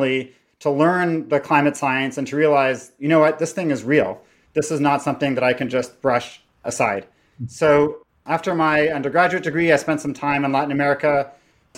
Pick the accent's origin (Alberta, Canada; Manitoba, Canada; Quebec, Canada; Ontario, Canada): Ontario, Canada; Toronto; I was raised in Toronto by a Guatemalan immigrant and an estranged Jewish person